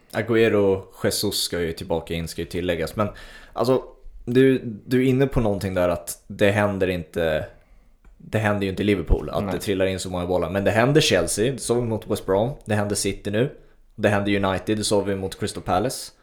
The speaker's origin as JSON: {"language": "Swedish", "country": "Sweden", "said": "som svensk"}